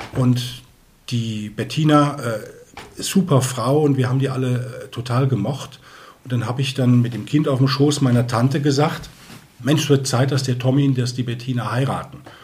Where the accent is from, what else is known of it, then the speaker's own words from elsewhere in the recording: Koblenz, Rhineland-Palatinate, Germany; also born or lived in Eichstätt, Germany; now in Neumarkt, Germany; bin aber gebürtiger Rheinländer, stamme aus Koblenz